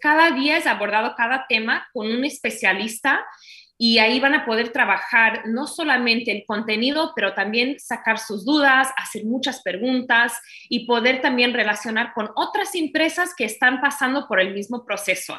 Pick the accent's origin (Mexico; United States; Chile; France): United States; Spanish is a second language; also born or lived in Brazil; now in Miami, United States; Yo fui criada en los Estados Unidos